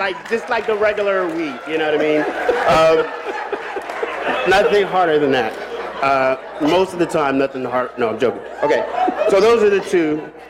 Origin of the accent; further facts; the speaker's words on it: Silver Spring, Maryland, United States; I'm from Maryland. Silver Spring, Maryland.